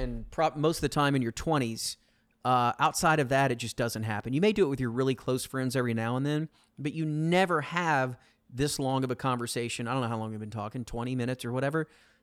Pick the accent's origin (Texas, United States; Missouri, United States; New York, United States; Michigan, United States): Texas, United States; Arlington; I grew up in Arlington on this canal, and we would swim every day and all that.